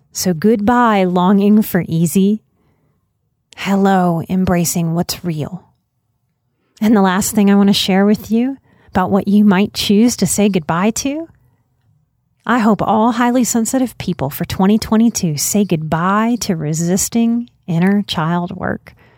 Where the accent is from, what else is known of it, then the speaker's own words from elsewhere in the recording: New Orleans, Louisiana, United States; I come from New Orleans